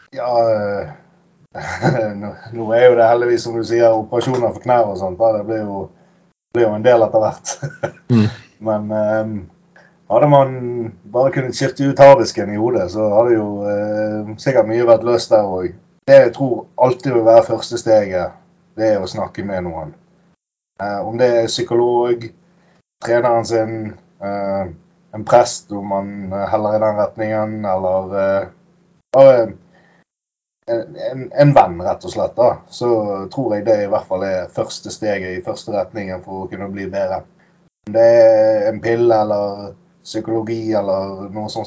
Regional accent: Bergen, Vestland, Norway; Jeg er jo bergenser

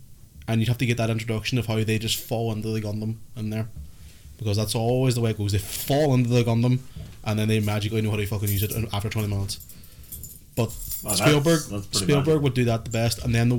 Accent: Northern Ireland, United Kingdom; I'm from Northern Ireland

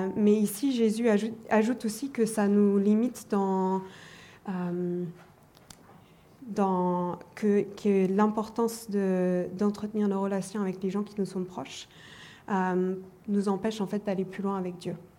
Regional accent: Germany; je suis allemande d'origine.

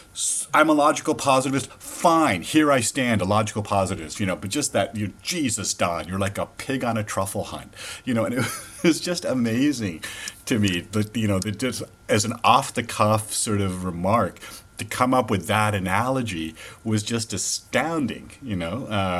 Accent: Canada; also born or lived in Toronto, Canada; now in Los Angeles, United States; I say Jonathan Zed Smith as a Canadian. I still use the Z there.

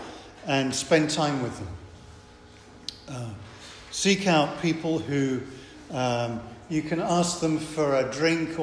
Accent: England, United Kingdom; I'm English.

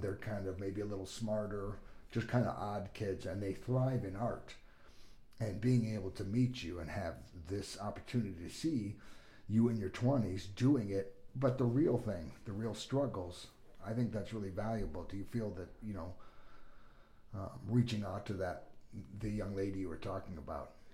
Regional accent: California, United States; moved away as an adult; also born or lived in Bloomington / Los Angeles; now in Sioux Falls, United States; I grew up in California

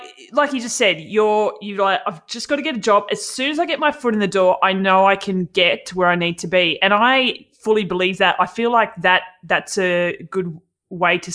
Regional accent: Australia; accent: Aussie

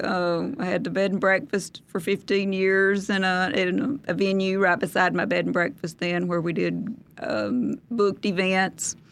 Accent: Arab, Alabama, United States; I'm from Arab

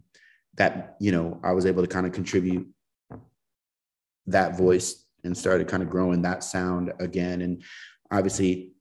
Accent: Colorado, United States; So it's like, for me, and, you know, kind of growing up in Colorado, I was able to have access to some of that stuff at an early age

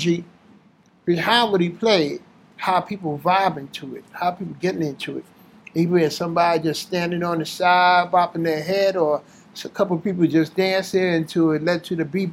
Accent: New York City, New York, United States; also born or lived in Bronx; I went to school in the Bronx. I was raised in Harlem, but I went to school up in the Bronx

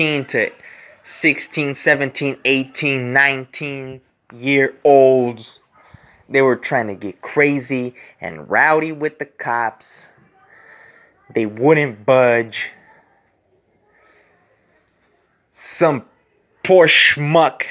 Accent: California, United States; I was born here in California.

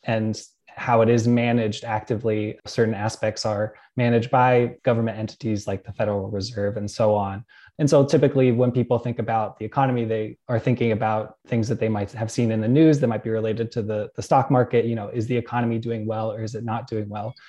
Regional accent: Pittsburgh, Pennsylvania, United States; moved away; I grew up around Pittsburgh, Pennsylvania

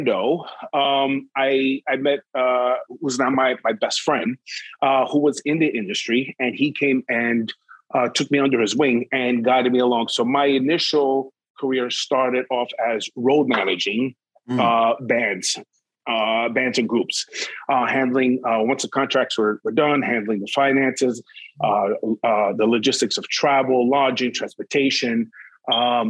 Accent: New York, United States; I grew up in New York

